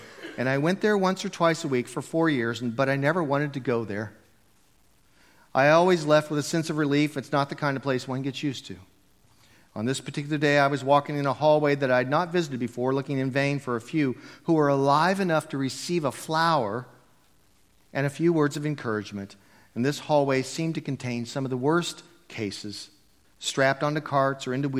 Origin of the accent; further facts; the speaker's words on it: United States; I'm a Christian because I was raised in America in a Christian home.